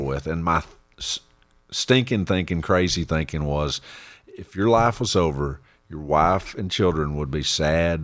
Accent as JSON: {"language": "English", "region": "Central Texas", "country": "United States", "tie": "born or raised there", "said": "I was born and raised out in Texas, Central"}